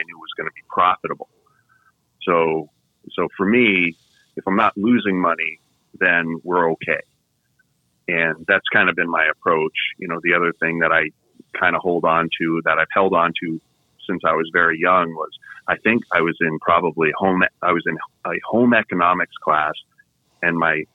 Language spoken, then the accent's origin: English; Vermont, United States; moved away; I'm from New England, from Vermont.